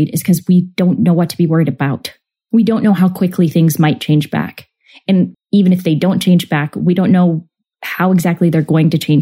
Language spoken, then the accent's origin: English; United States